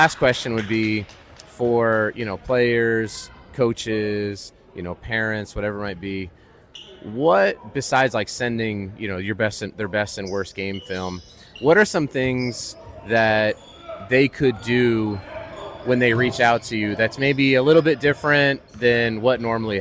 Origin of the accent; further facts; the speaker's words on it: Colorado, United States; I grew up in Colorado